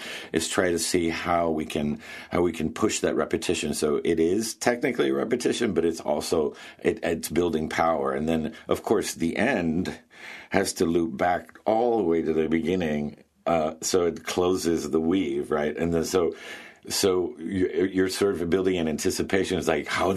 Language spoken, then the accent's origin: English; Bethel, United States; I'm back in Bethel in my hometown